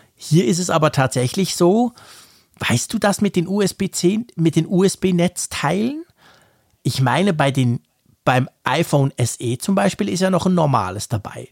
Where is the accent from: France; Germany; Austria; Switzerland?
Switzerland; bei uns in der Schweiz